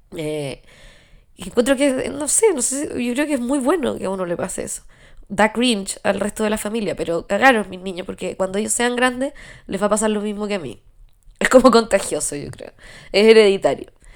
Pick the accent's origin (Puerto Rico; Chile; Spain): Chile